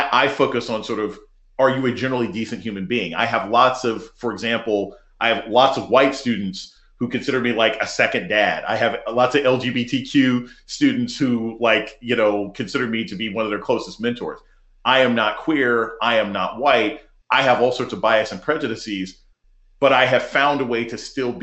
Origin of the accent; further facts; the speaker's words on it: United States; I was raised in America